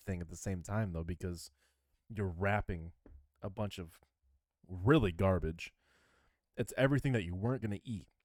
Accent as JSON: {"language": "English", "region": "Michigan", "country": "United States", "said": "I'm from Michigan."}